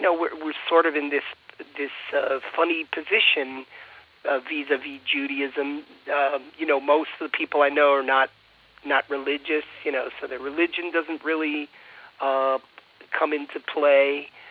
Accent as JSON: {"language": "English", "country": "United States", "said": "I identify myself strongly as an American"}